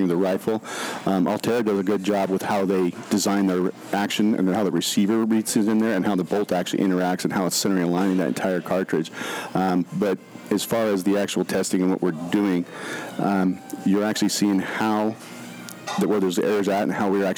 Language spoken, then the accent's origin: English; Idaho, United States; I was born and raised in Idaho up in a little area